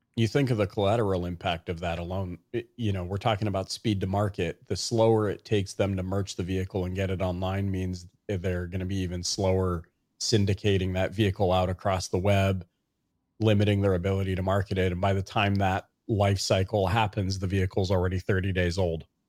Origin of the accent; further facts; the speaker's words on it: Canada; growing up in Canada